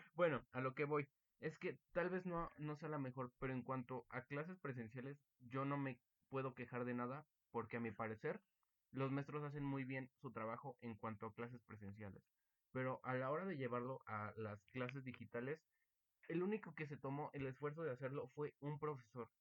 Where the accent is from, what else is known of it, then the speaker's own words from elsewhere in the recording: Mexico; me siento muy orgulloso de ser mexicano